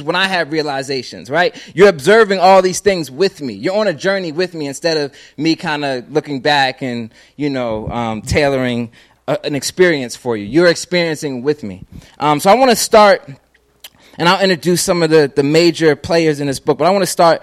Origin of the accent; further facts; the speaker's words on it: Philadelphia, Pennsylvania, United States; I'm from Philadelphia, Pennsylvania